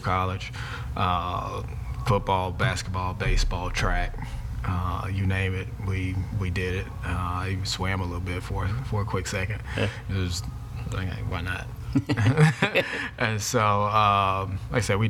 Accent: Houston, Texas, United States; We grew up in Shepherd Park Terrace before Tidwell was a 4-lane road there

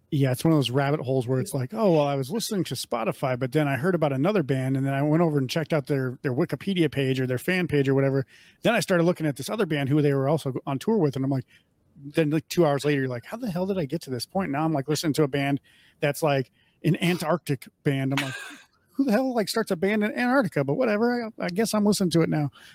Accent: Midwest, United States; now in Las Vegas, United States; I grew up in the Midwest

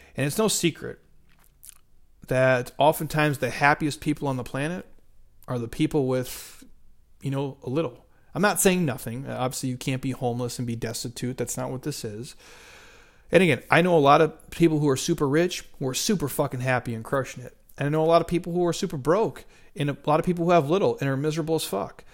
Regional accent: Midwest, United States; I grew up in the Midwest

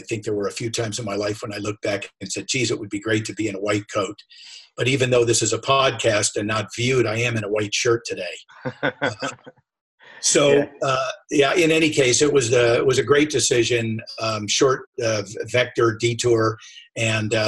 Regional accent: Sacramento, California, United States; also born or lived in San Francisco / Carmel / San Diego / Eugene, Oregon; I was born in San Francisco, moved to Sacramento, which was like a bedroom community, the state of California's capital. And I was there for a while

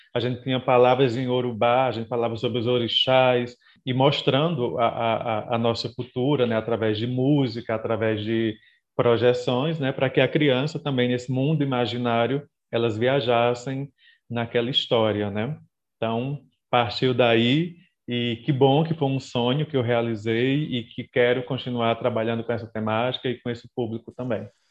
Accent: Ipueira, Rio Grande do Norte, Brazil; moved away; eu sou do interior do Rio Grande do Norte, né, o Sertão, uma cidade chamada Ipueira

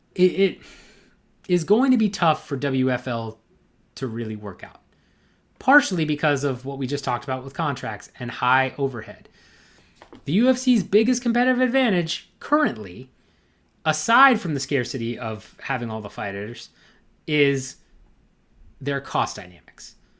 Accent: United States; It's pretty close to my hometown

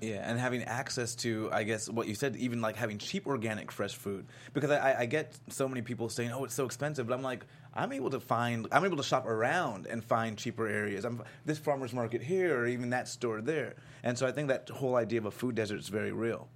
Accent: Florida, United States; I'm from Florida

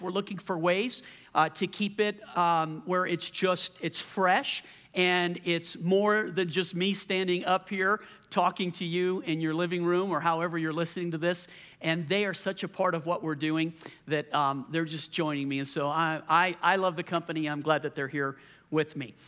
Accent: Louisiana, United States; moved away; also born or lived in Colorado; I'm from Louisiana, so I was used to the culture

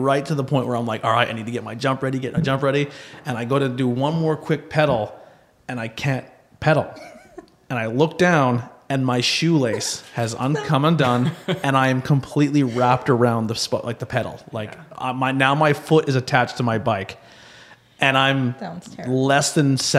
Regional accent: Pennsylvania, United States; growing up in Monte City

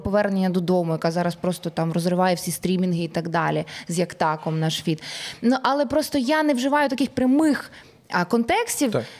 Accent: Ukraine; ми з України, ми артисти

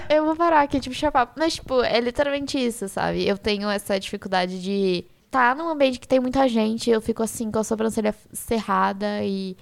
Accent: Brazil; accent: mineroca (Minas Gerais/Rio mix); now in São Paulo, Brazil

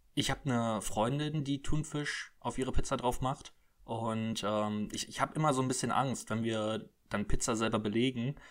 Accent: Cologne, North Rhine-Westphalia, Germany; ich bin ja Kölner

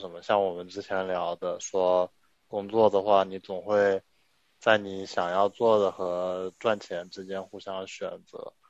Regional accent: China; also born or lived in Wuhan; 我小时候是在上海还有江苏长大的

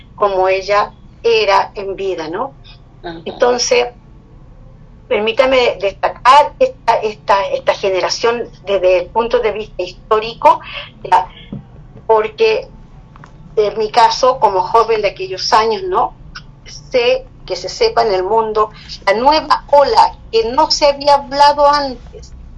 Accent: Chile; como chilenos

